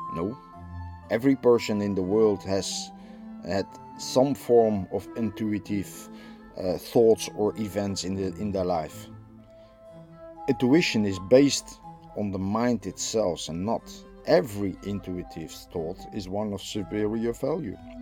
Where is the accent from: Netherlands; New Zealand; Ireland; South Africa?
Netherlands; I'm from the Netherlands.